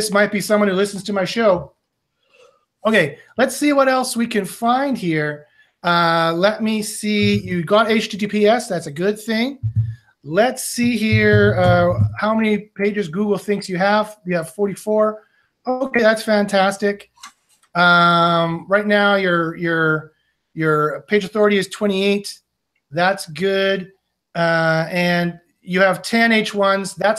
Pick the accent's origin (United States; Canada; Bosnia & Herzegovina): Canada; I'm from Canada